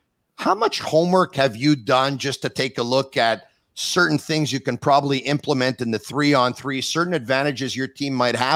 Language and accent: English; Montreal, Quebec, Canada; I was born and raised in Montreal